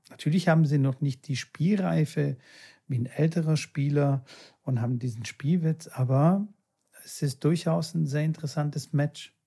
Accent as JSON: {"language": "German", "country": "Bulgaria", "moved": "yes", "said": "meine alte Heimat"}